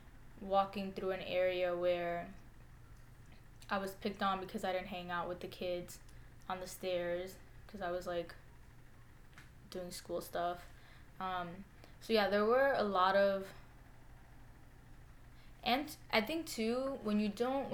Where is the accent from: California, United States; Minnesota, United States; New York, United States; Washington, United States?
New York, United States; New York City; also born or lived in Co-op City, Bronx; I grew up in the Hunts Point neighborhood of the South Bronx, but I currently live in Co-op City